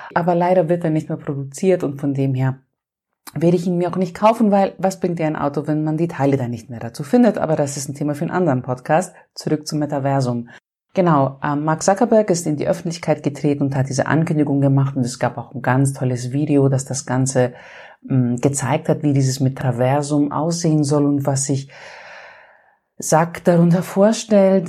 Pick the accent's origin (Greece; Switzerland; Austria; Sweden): Greece; Und ich bin ja Griechin